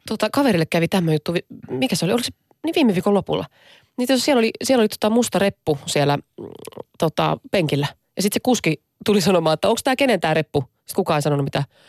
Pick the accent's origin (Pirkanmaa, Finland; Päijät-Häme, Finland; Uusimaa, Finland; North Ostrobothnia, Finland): Päijät-Häme, Finland; Lahti; mä oon lähestä kotoisin